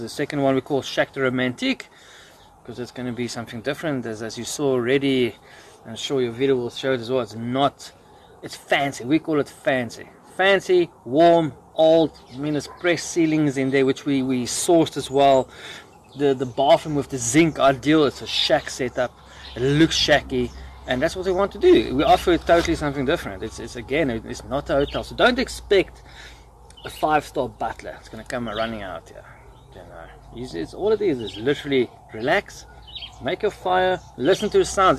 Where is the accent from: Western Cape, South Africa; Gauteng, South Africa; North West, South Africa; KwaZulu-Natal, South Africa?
Gauteng, South Africa; Johannesburg; I was born and bred in Johannesburg